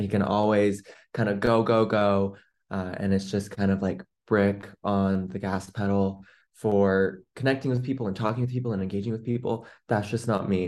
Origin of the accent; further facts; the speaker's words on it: Seattle, Washington, United States; I'm from the Seattle, Washington area.